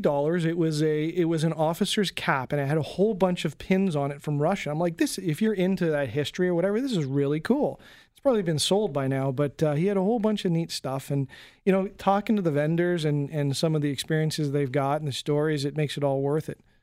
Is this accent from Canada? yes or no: yes; Canada; as a Canadian